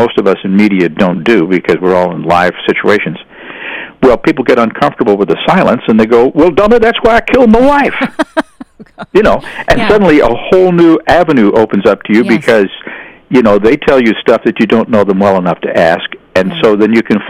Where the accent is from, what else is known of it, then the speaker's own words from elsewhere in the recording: St. Louis, Missouri, United States; moved away as an adult; I grew up in St. Louis